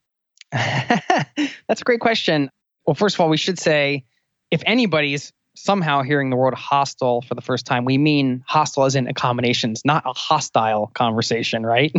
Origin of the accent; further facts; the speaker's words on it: outside of Philadelphia, Pennsylvania, United States; I also was born outside of Philadelphia